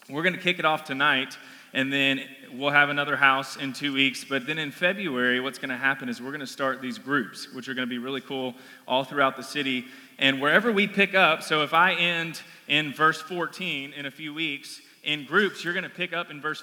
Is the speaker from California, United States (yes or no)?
no; Collierville, Tennessee, United States; I'm from Collierville. I grew up in Collierville